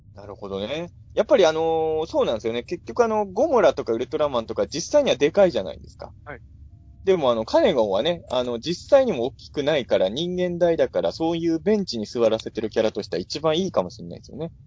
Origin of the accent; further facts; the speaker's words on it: Japan; 新張り僕の実家の最寄り